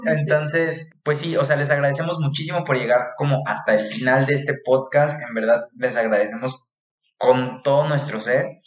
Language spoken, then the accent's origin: Spanish; Tepic, Nayarit, Mexico; born or raised there; moved away; also born or lived in Guadalajara